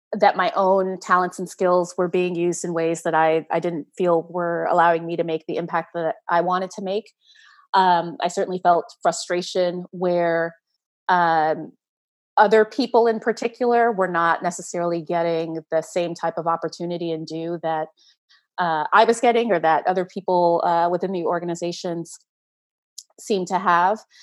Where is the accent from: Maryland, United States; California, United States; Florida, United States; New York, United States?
New York, United States; New York City; I'm a, a Brooklyn girl. I've lived here most of my life.